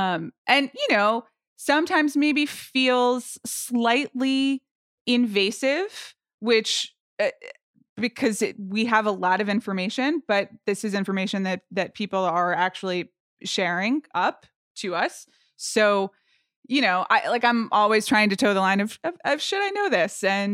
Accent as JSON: {"language": "English", "town": "Atlanta", "region": "Georgia", "country": "United States", "tie": "born or raised there", "said": "I grew up in Atlanta, Georgia, and had a real connection to the …' early albums when I was"}